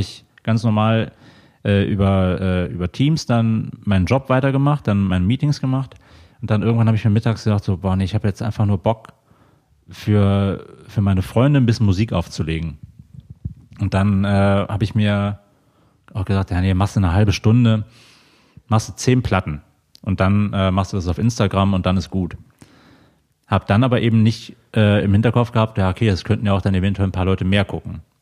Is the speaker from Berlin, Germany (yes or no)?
no; Mönchengladbach, North Rhine-Westphalia, Germany; moved away as an adult; now in Cologne, Germany; ich komme gebürtig aus der Ecke von Mönchengladbach.